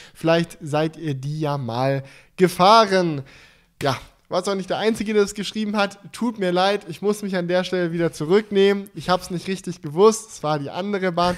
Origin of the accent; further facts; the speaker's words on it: near Stuttgart, Baden-Württemberg, Germany; Ich komme ja aus der Nähe von Stuttgart